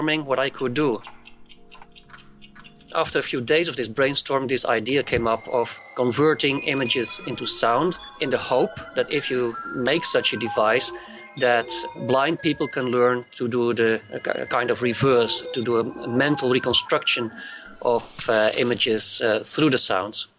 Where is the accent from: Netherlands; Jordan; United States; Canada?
Netherlands; I'm from the Netherlands